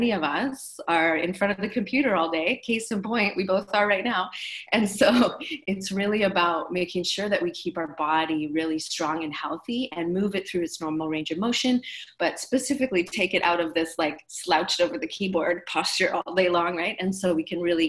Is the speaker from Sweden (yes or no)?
no; Canada; now in Maui, United States; I'm originally from Canada